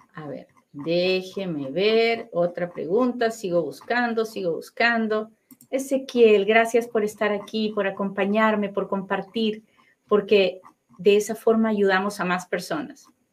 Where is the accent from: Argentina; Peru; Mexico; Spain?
Peru; now in United States; yo soy bien peruana